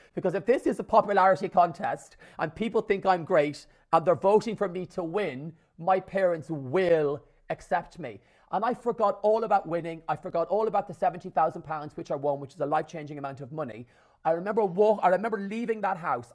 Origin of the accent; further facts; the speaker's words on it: Ireland; my mum, my dad, and my six sisters in rural Ireland, an hour from Dublin in the country